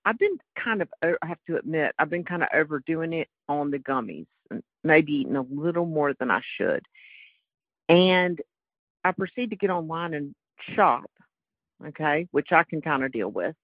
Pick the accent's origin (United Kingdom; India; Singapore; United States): United States; North Carolina; from North Carolina, but I gather you could have known that from my accent anyway